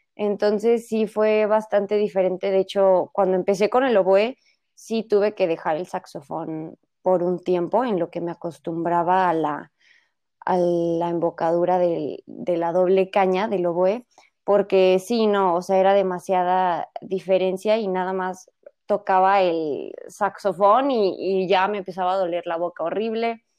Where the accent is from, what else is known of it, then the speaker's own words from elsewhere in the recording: Guadalajara, Jalisco, Mexico; todos somos tapatíos